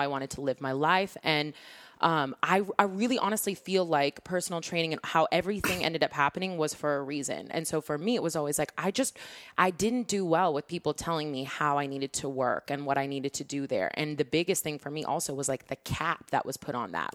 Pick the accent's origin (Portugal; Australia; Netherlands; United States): United States; Seattle, Washington; born and raised in Seattle